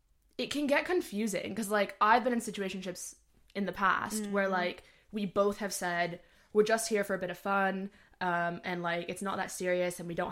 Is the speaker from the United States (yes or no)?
yes; United States; I'm 23. I'm from America, if you probably tell by the accent.